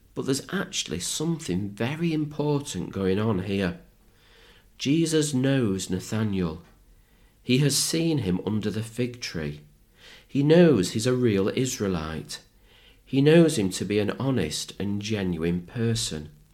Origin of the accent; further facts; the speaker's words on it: Manchester, North West England, United Kingdom; when I was growing up in Manchester